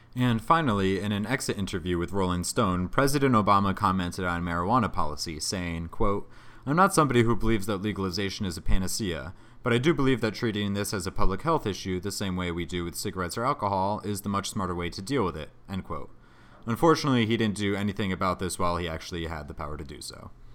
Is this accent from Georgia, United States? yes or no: no; Connecticut, United States; Hartford, Connecticut, which is my home state.